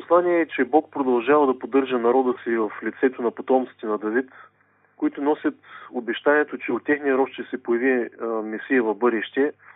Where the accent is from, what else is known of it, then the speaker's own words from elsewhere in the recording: Bulgaria; ще говоря като българин